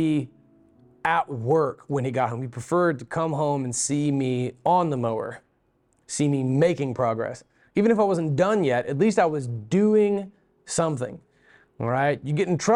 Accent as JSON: {"language": "English", "town": "Beulah", "region": "Florida", "country": "United States", "tie": "born or raised there", "said": "When I grew up in Beulah, Florida, we had several acres"}